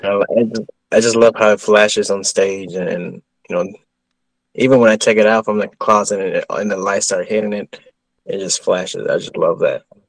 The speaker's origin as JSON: {"language": "English", "region": "Texas", "country": "United States", "said": "I'm from Texas"}